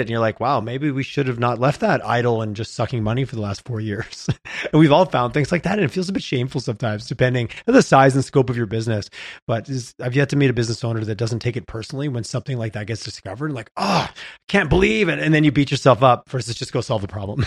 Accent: Canada; we're Canadian

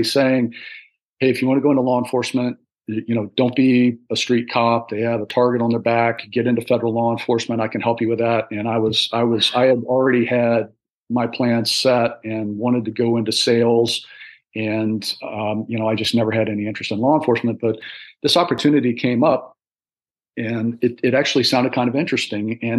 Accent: Northern Virginia, United States; also born or lived in Washington, D.C.; I was born in Washington, D.C., and spent a fair amount of my young childhood Northern Virginia area

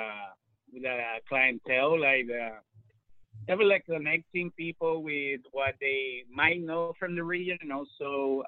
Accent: Puerto Rico; also born or lived in Barcelona; now in Washington, United States; I'm originally from Puerto Rico. I've been here in D.C. for, it's going to be in January, 14 years.

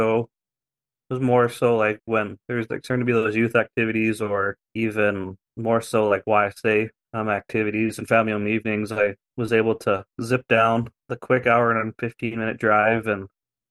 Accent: Fairview, Alberta, Canada; moved away as an adult; now in Cardston, Canada; I grew up in Fairview for most of my early, until I was about 23

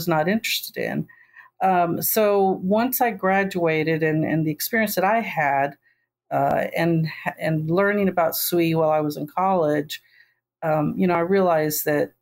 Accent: Texas, United States; I'm from Texas

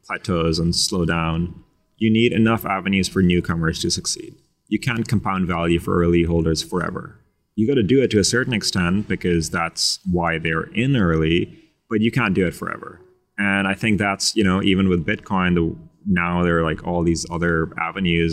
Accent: Pakistan; I'm from Pakistan

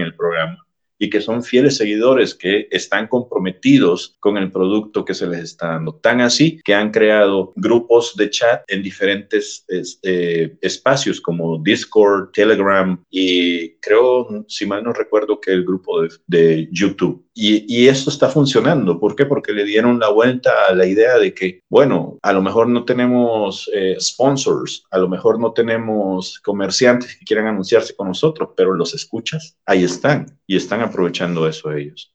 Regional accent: El Salvador; En el país de donde yo soy originario, El Salvador

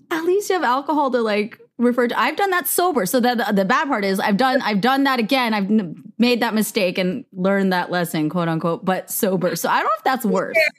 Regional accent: United States; I am Korean American

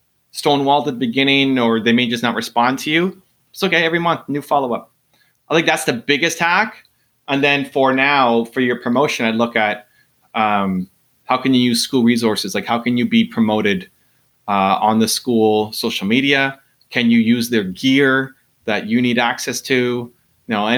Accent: Canada; I'm Canadian

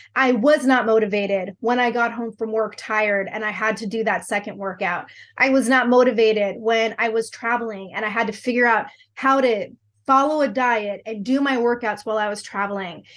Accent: Southern California, United States; moved away as an adult; also born or lived in Texas Panhandle; now in Texas, United States; I grew up in sunny Southern California

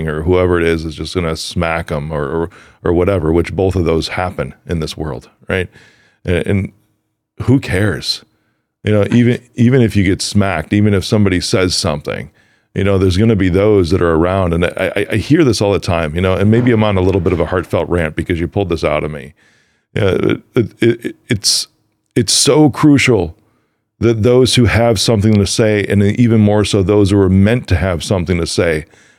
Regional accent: Chicago, Illinois, United States; a lot of people cannot tell I'm from Chicago because I worked very hard hearing my family talk that way

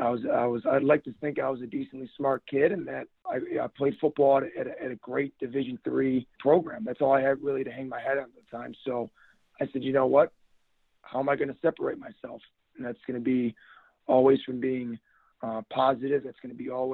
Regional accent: Buffalo, New York, United States; moved away; also born or lived in Berea, Ohio; Now, I tell everyone I'm from Buffalo, New York, but I became a man in Berea, Ohio.

